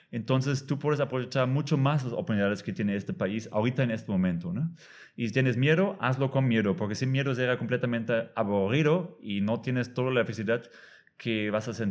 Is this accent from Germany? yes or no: yes; Germany; Spanish is a second language; moved away as an adult; now in Tulum, Mexico; Yo soy alemán, pero no tengo que vivir en Alemania